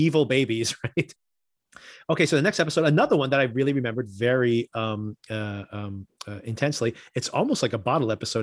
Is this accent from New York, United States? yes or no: no; Newark, New Jersey, United States; I grew up in Newark